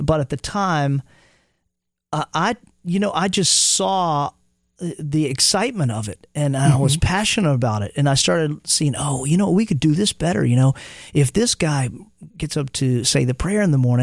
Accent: Montgomery, Alabama, United States; also born or lived in Los Angeles, California; now in Nashville, United States; when I was growing up in Montgomery, Alabama

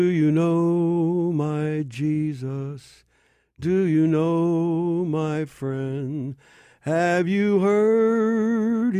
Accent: York, Pennsylvania, United States; I'd built a home in York, Pennsylvania, my hometown

